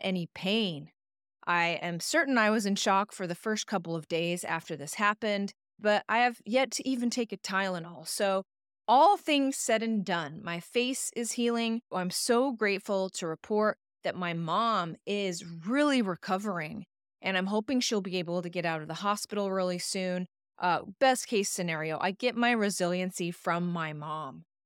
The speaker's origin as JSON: {"language": "English", "town": "Idaho Falls", "region": "Idaho", "country": "United States", "tie": "born or raised there", "moved": "yes", "lives_now": "Portland, United States", "said": "my hometown Idaho Falls, Idaho"}